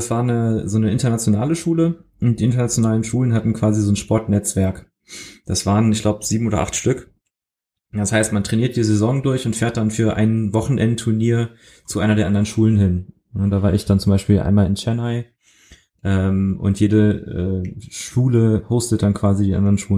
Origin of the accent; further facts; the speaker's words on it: Germany; accent: German; ich habe ich hab sehr lange, sehr hart dran gearbeitet, meinen deutschen Akzent loszuwerden.